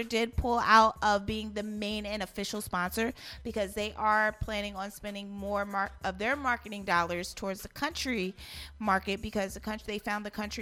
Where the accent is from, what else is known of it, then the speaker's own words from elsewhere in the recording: New Jersey, United States; I'm not from Philly. I'm from Jersey